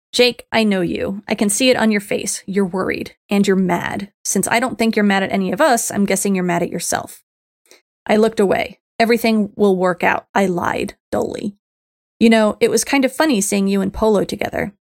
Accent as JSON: {"language": "English", "town": "Miami", "region": "Florida", "country": "United States", "tie": "born or raised there", "said": "I grew up in Miami, so Spanish was part for the course"}